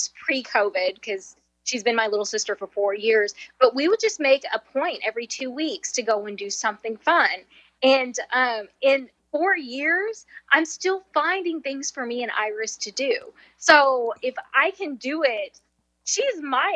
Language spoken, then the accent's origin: English; southwestern Kentucky, United States; accent: Nashville; moved away as an adult; now in Mesa, United States; I grew up in southwestern Kentucky, so it's the Nashville accent. I've been here 20 years, but this accent isn't going anywhere